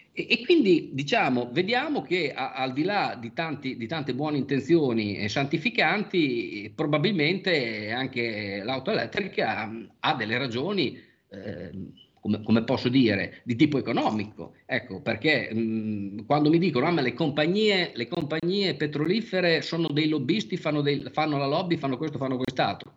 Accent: Bologna, Emilia-Romagna, Italy; sono nato e vissuto a Bologna, eh, per quasi sessanta anni

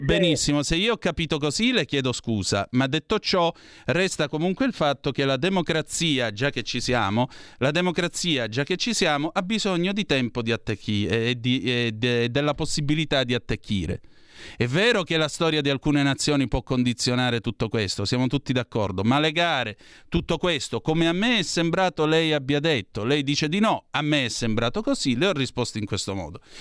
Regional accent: Southern Italy, Italy; io sono meridionale, non sono terrone

